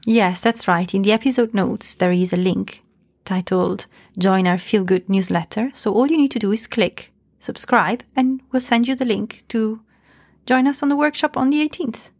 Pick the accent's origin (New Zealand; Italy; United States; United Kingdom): Italy; I'm from Italy, where there is quite a patriarchy